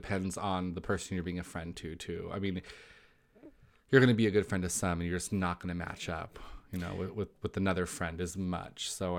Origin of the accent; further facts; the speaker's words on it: Los Angeles, California, United States; Well, I'm from Los Angeles.